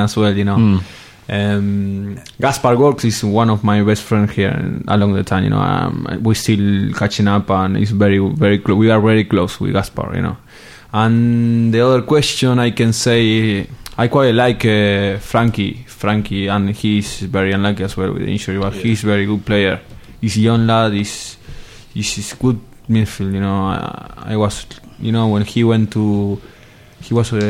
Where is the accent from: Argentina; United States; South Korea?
Argentina; English is a second language; moved away as an adult; also born or lived in Italy / Spain; I come from Argentina, South America